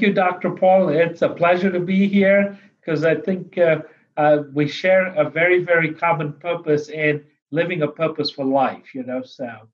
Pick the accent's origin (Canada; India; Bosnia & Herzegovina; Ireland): India; also born or lived in Pennsylvania, United States; now in Florida, United States; I was born in India um, uh, on the foothills of the Himalayas